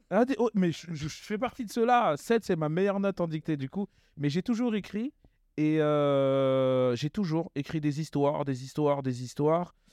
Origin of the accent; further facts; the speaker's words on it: Sarcelles, Île-de-France, France; Alors, moi, à la euh, Cité des Rosiers, alors j'étais un jeune